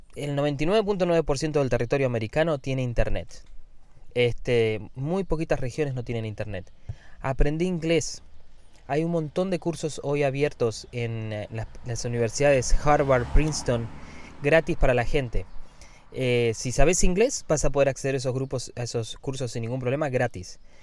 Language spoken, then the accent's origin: Spanish; Argentina; now in United States; Yo soy argentino y veo las noticias de Argentina